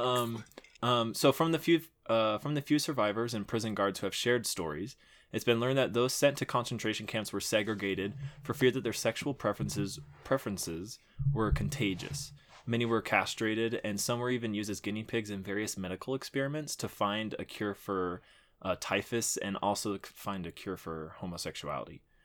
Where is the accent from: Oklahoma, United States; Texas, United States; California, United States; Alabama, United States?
Texas, United States; Houston; there was a bayou that we used to play in 'cause I'm from Houston. I had a good childhood